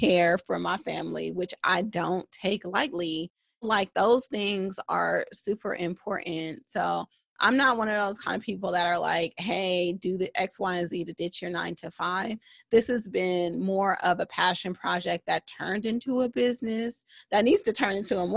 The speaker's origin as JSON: {"language": "English", "country": "United States", "tie": "born or raised there", "said": "a Black woman growing up in America"}